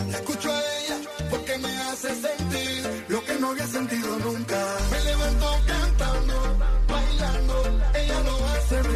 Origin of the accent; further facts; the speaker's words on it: Cuba; porque yo soy cubano y eso es una falta de respeto.